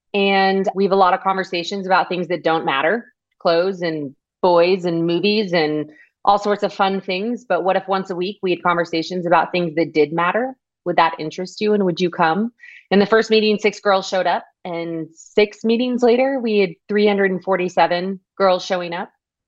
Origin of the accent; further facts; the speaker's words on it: Austin, Texas, United States; I grew up in Austin, Texas.